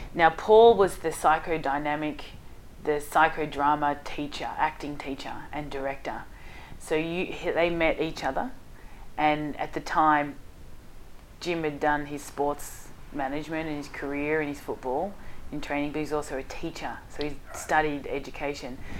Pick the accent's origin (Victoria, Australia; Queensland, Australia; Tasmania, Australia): Victoria, Australia; Hallam; Hallam is where I grew up, and it was um, uh, a pretty rough area, and still is to this day